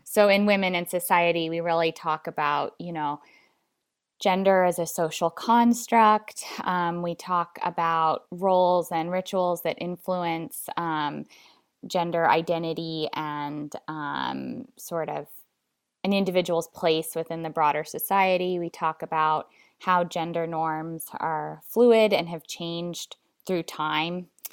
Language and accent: English; Alaska, United States; I was born and raised in Alaska